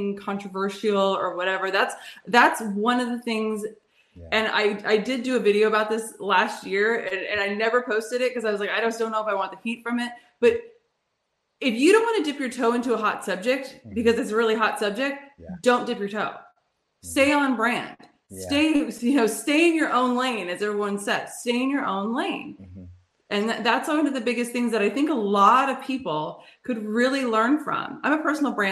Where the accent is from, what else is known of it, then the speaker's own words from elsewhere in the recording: California, United States; moved away; also born or lived in New York City; I'm from California, but I lived in New York City